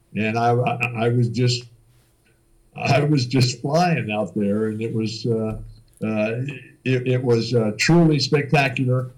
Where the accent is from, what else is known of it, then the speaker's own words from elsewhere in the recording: San Diego, California, United States; my hometown of San Diego